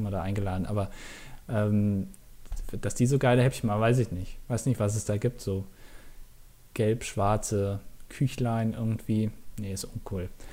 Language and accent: German; Germany; als Deutscher